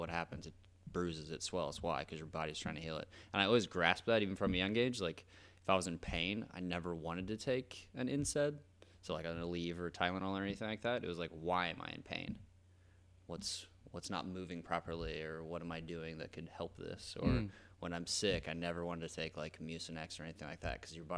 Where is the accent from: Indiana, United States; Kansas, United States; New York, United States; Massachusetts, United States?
Indiana, United States; Oakland City; I am originally from Oakland City, Indiana.